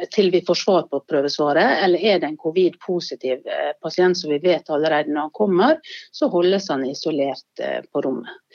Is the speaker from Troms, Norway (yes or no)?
no; Sunnmøre, Møre og Romsdal, Norway; now in Bergen, Norway; som sunnmøring i Bergen